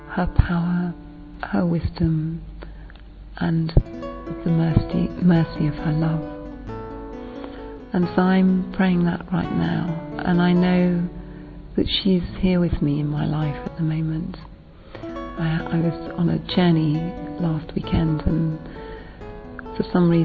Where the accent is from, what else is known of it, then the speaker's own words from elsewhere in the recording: England, United Kingdom; I'm from England